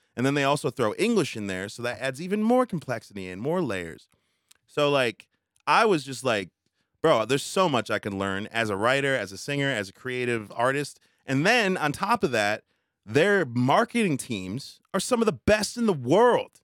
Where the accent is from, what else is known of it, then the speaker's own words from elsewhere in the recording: United States; I'm American, maybe because my culture is very different